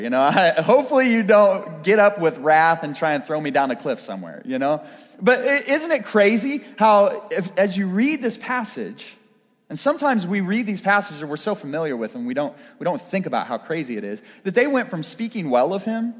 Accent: Pittsburgh, Pennsylvania, United States; I was raised going to Brashear High School

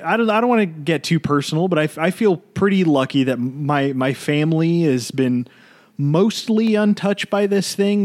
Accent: United States; as an American

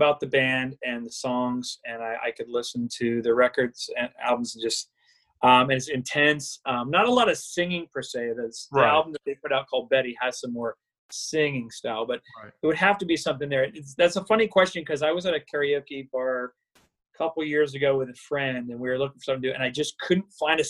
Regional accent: Florida, United States; I grew up in South Florida. I was always at the Keys. I was always at the beach.

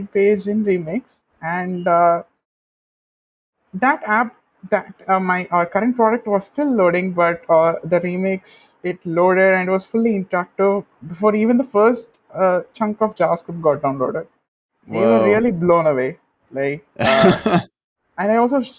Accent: India; I'm a developer from India

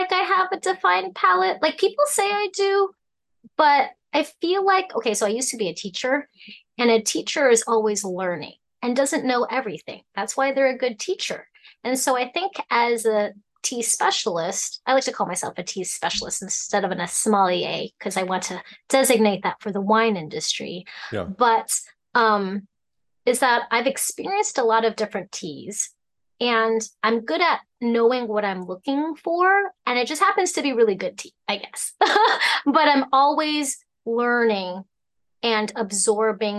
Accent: Fairbanks, Alaska, United States; also born or lived in Idaho; I came to Fairbanks when I was a baby. I was a month and a half. So very, almost like, not quite born, but definitely raised here in Alaska

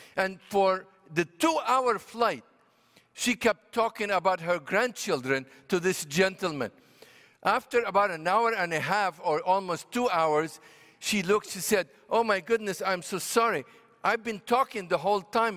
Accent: Beirut, Beirut Governorate, Lebanon; first language Arabic; English is a second language; moved away as an adult; also born or lived in Washington, D.C.; I was born and raised in Beirut, Lebanon. So Arabic is my native tongue.

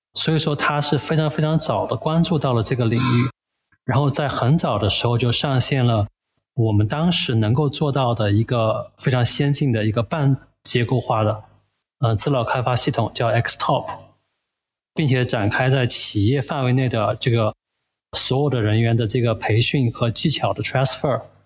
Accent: Chengdu, Sichuan, China; also born or lived in Shanghai; now in Chengdu, China; 我本身是成都人

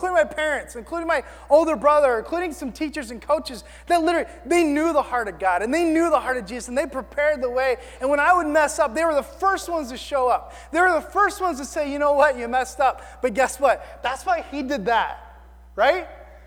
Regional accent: the South, United States; I'm from the South.

